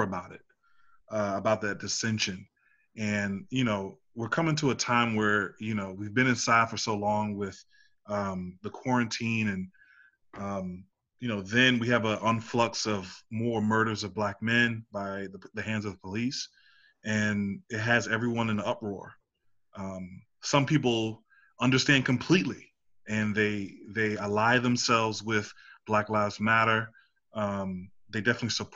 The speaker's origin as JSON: {"language": "English", "town": "Washington", "region": "District of Columbia", "country": "United States", "moved": "yes", "lives_now": "Richmond, United States", "said": "I'm a 31-year-old black man from Northwest D.C."}